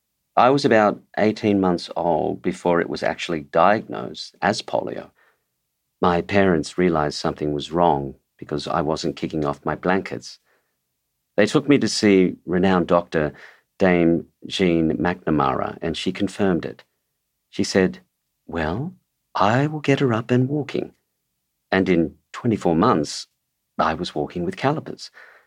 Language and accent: English; Sydney, New South Wales, Australia; also born or lived in Broadford, Australia; I was born in Broadford in Victoria, and then my father went to New Guinea during the war, so we came over to Sydney to stay with my auntie and uncle.